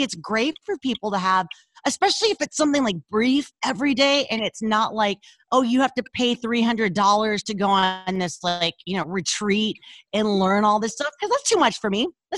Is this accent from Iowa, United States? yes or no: no; Louisiana, United States; now in Los Angeles, United States; So the minute I was called out for my accent, because it was, you know, it was really thick. when we moved to Los Angeles, I lost it.